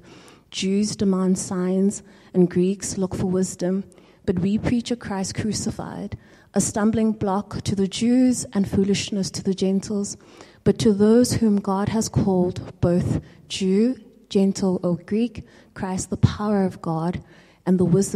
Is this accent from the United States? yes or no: no; South Africa; as a South African